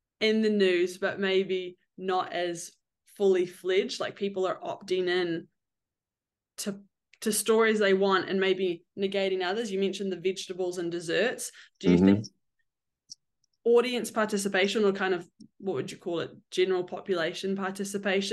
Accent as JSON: {"language": "English", "country": "New Zealand", "moved": "yes", "said": "I'm from New Zealand"}